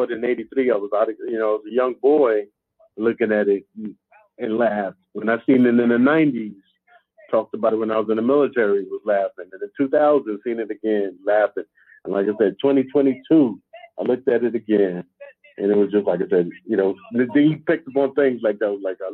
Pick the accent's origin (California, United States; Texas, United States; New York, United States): New York, United States; New York City; growing up in the Bronx